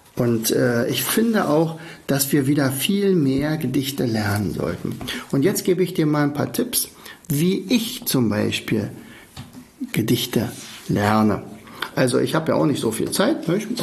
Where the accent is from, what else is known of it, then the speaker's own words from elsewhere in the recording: Oderberg, Brandenburg, Germany; moved away; in meinem Heimatort Oderberg